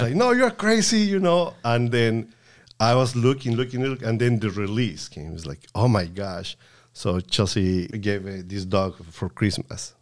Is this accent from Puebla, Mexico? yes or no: yes; Puebla, Mexico; moved away; in Puebla, my home state, uh, we used to go to the Methodist Church